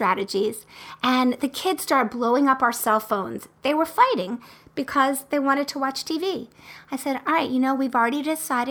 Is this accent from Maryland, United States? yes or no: yes; Baltimore, Maryland, United States; I also went to the University of Maryland, and I was born in Baltimore